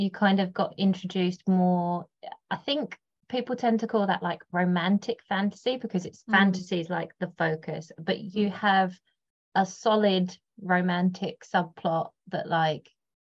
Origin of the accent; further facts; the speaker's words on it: London, United Kingdom; she went to Prendergast, which was like Ladywell, sort of Lewisham area where I grew up.